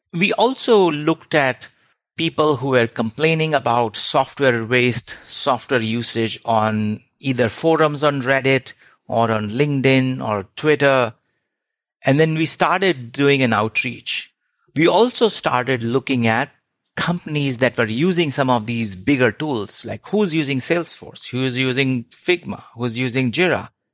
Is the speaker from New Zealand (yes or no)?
no; India; moved away as an adult; I grew up in India, did my undergrad there